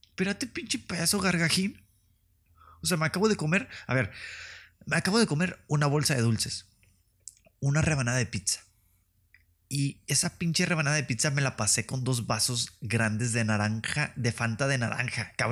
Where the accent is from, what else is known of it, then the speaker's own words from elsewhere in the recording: northern Mexico, Mexico; accent: norteño; Me gusta que me sale mi acento norteño nada más por convivir.